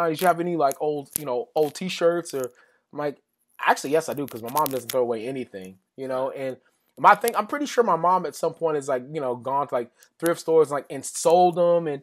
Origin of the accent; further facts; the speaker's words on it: West Texas, United States; growing up in West Texas where I grew up